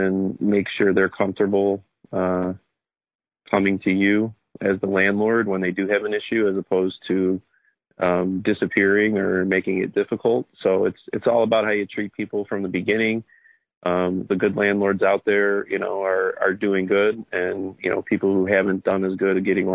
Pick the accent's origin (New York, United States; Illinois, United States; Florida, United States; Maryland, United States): Illinois, United States; Oak Lawn; So Southside guy, born and raised in Oaklawn. Now I raise my family here in Oaklawn